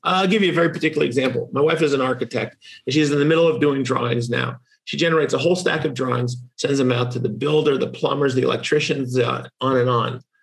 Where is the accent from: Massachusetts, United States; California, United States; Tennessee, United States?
Massachusetts, United States; In my home state of Massachusetts